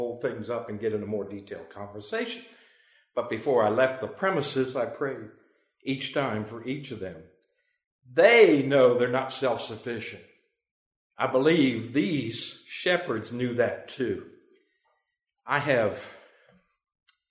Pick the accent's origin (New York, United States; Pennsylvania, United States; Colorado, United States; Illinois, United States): Pennsylvania, United States; moved away; I'm from Pennsylvania, that's where I grew up